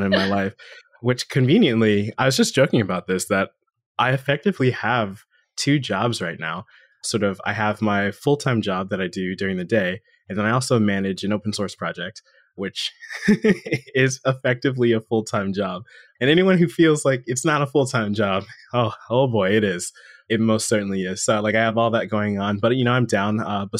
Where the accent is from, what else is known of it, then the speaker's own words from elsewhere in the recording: Florida, United States; born there; I was born in South Florida, so I am your friendly local Florida man. You know, I no longer reside there